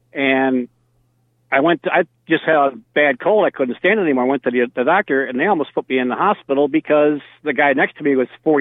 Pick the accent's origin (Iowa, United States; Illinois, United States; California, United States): Illinois, United States; Chicago; moved away as an adult; also born or lived in Arizona; I grew up around the Chicago area